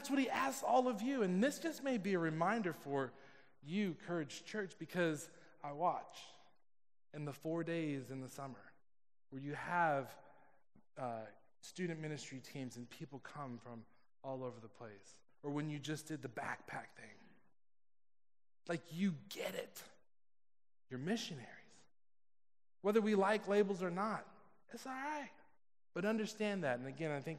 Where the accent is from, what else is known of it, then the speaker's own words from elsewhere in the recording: California, United States; I'm from California